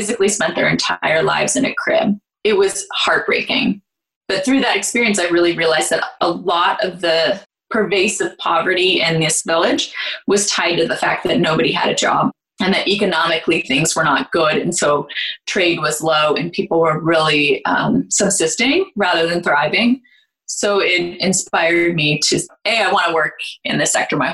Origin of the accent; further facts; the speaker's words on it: near Berkeley, California, United States; I grew up near Berkeley, California